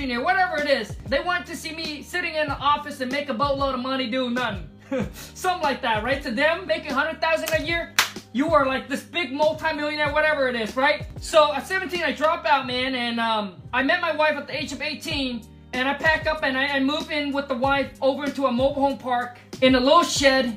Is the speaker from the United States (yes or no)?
no; Vietnam; English is a second language; moved away; I was born in Vietnam, grew up in a mud hut.